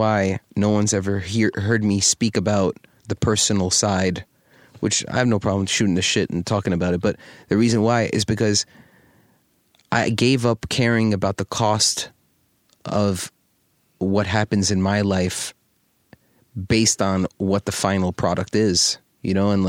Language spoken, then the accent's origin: English; New York City, New York, United States; I wish that everybody had the ability to live in the cultural climate that we lived in growing up in New York City, seeing all the different types of cultures and foods and fashion and style.